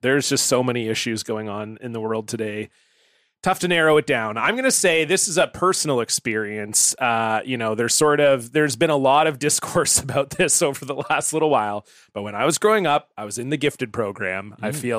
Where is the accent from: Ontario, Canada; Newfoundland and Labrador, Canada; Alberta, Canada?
Ontario, Canada; moved away as an adult; also born or lived in Toronto; now in British Columbia, Canada; I grew up in Ontario where I went to a different school.